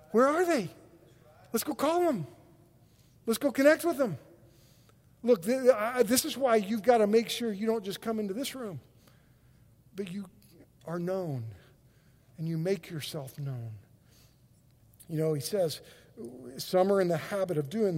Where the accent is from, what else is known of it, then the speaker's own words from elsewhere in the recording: Oklahoma, United States; we're from Oklahoma.